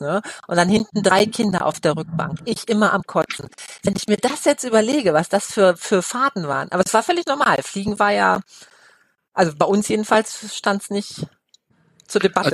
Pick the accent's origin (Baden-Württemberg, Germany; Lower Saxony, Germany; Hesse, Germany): Lower Saxony, Germany; Osnabrück; moved away as an adult; now in Cologne, Germany; ich komme aus Osnabrück gebürtig und wir hatten englische Soldaten in, in meiner Kindheit noch